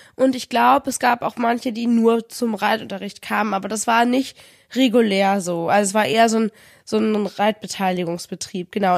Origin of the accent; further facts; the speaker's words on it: Kiel, Schleswig-Holstein, Germany; moved away as an adult; also born or lived in Paderborn; zurück in meine Heimatstadt nach Kiel gezogen